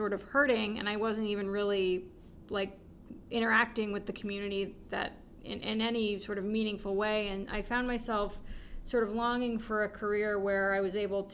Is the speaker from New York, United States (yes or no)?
no; San Francisco Bay Area, California, United States; I grew up in the San Francisco Bay Area